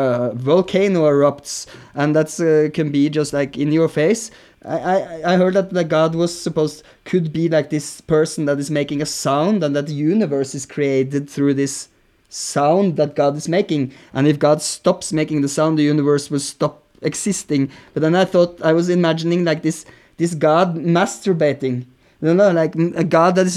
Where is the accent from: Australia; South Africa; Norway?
Norway; moved away as an adult; also born or lived in Berlin; growing up in Norway